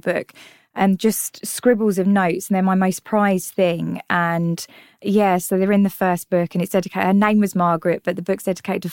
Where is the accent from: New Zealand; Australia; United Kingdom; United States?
United Kingdom; London; accent: North London; also born or lived in Tottenham; I was born and brought up in North London, hence the stunning accent, which I'm very, very proud of.